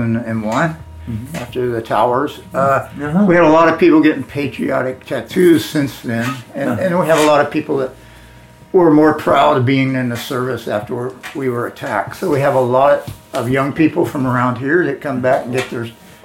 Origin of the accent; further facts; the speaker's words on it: Indiana, United States; moved away; I was raised in Indiana, in the middle of nowhere.